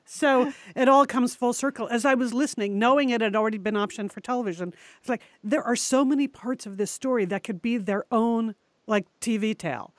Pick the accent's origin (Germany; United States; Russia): United States; New England; we grew up in New England